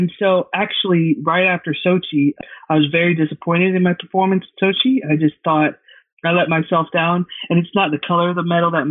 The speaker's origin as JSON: {"language": "English", "region": "Georgia", "country": "United States", "said": "I'm from Georgia"}